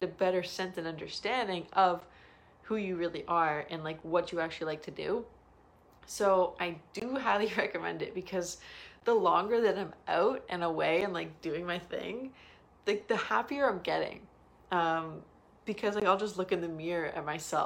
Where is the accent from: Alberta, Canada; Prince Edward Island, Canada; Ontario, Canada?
Ontario, Canada; Toronto; I'm from Toronto. I'm in BC.